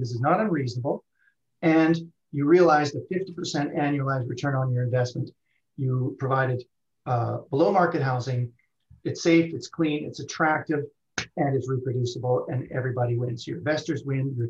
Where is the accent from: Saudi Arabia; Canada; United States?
Canada; Western Canada; I'm from Western Canada